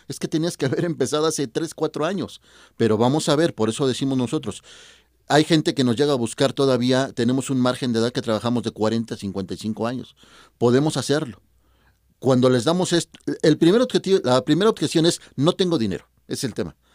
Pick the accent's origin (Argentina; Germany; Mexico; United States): Mexico; somos mexicanos